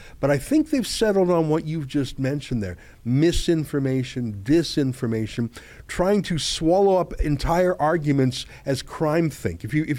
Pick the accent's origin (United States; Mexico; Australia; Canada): Canada; I mean, we're Canadian, we're loyal.